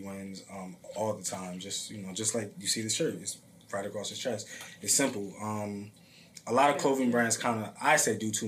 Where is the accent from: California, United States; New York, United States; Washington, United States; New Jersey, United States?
New Jersey, United States; Northern; I grew up, born and raised in Northern Jersey.